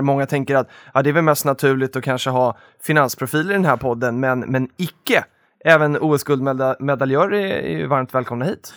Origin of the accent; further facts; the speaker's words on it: Stockholm, Stockholm County, Sweden; jag är ju underrepresenterad som stockholmare här inne idag